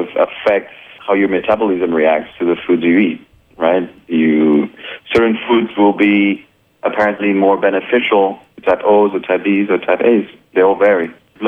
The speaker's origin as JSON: {"language": "English", "country": "France", "tie": "born or raised there", "also_born_or_lived": "Colombia / Brazil / Japan", "second_language": "English", "moved": "yes", "lives_now": "United States", "said": "Yeah, I'm also Colombian, but have a really multicultural background. I was born in Colombia, grew up in France. I've lived in Brazil, in Japan, and I've been in the U.S. for about 4 years now."}